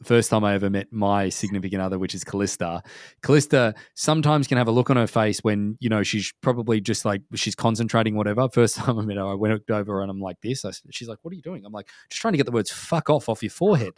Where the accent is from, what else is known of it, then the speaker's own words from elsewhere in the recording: Australia; moved away as an adult; now in North America; when I was growing up in Australia